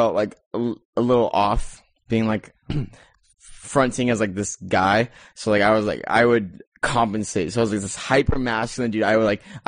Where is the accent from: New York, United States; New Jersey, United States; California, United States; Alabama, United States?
California, United States; San Diego; Growing up in San Diego